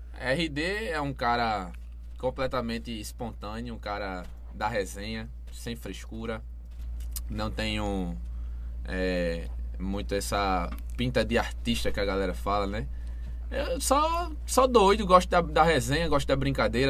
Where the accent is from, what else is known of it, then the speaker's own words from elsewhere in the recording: Goiana, Pernambuco, Brazil; eu sou de Goiânia